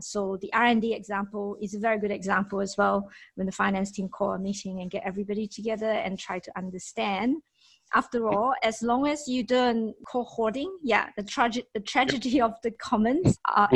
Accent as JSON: {"language": "English", "country": "Malaysia", "said": "I myself as a Malaysian"}